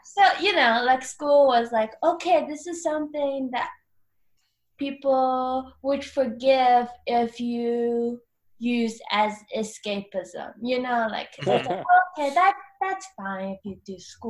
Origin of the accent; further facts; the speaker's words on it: Canada; also born or lived in China; I was born in China and then I moved to Canada. And then when I was in Canada, I just moved around so much.